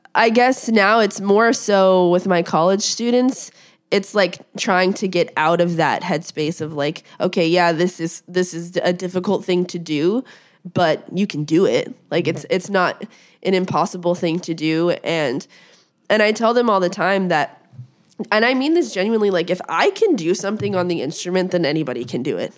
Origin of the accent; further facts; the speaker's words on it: Las Vegas, Nevada, United States; moved away; I grew up in Las Vegas